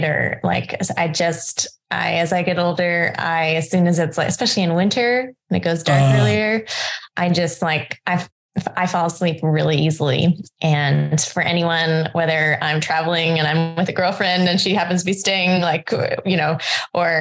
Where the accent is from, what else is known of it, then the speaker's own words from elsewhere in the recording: Hong Kong; I grew up in Hong Kong